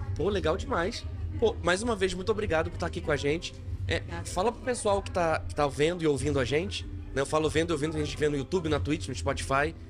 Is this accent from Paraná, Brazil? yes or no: yes; Curitiba, Paraná, Brazil; moved away as an adult; now in Manaus, Brazil; Eu não sou daqui, eu sou de Curitiba, mas eu vim para cá na pandemia